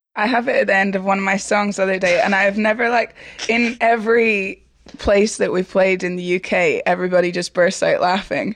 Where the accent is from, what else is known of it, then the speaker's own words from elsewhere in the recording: Edinburgh, Scotland, United Kingdom; I'm from Edinburgh.